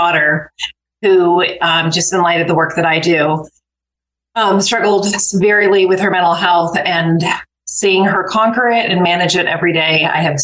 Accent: Santa Barbara, California, United States; I grew up in Santa Barbara

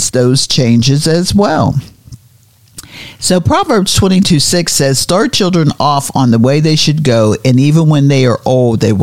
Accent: Pennsylvania, United States; moved away; when we were growing up in Pennsylvania, we had the Appalachian Mountains

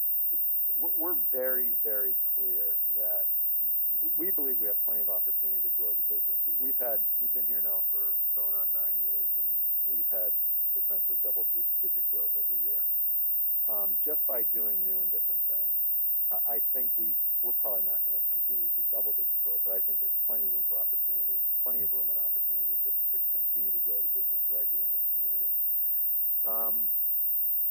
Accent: Connecticut, United States; now in Maine, United States; I grew up in Connecticut.

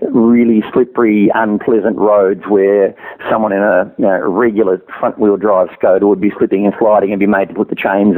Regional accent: Australia

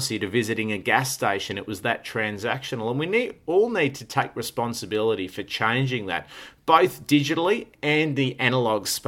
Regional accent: Melbourne, Victoria, Australia; born or raised there

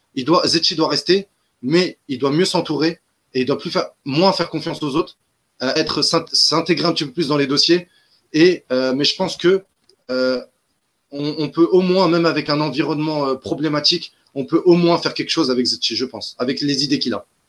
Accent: Algeria; chez nous, en Algérie

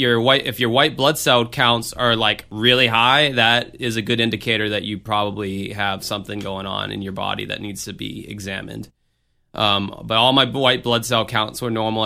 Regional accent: United States; as an American in this fucking country

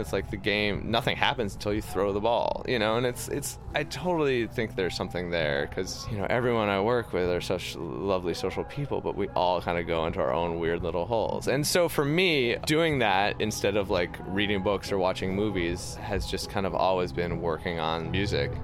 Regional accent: New York, United States; I grew up in New York in the 90s

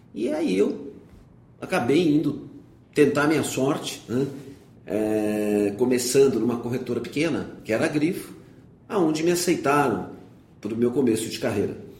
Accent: São Paulo, Brazil; eu nasci em São Paulo, fiz uh, meu primário no Colégio Rio Branco, o ginásio numa escola estadual aqui no Itaim

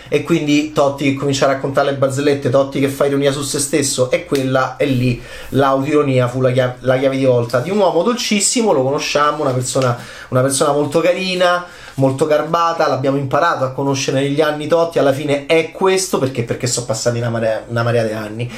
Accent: Rome, Lazio, Italy; nella nostra città, Roma

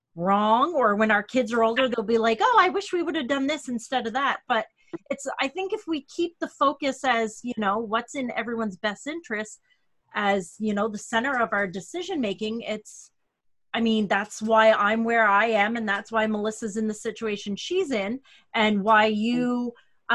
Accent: Canada; I'm your Canadian co host

